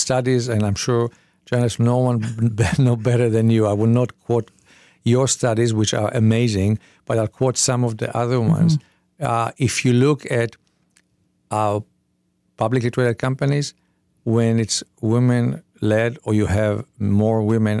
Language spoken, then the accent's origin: English; Israel; So I was born in Israel. We were 9 people in one room with a shared kitchen.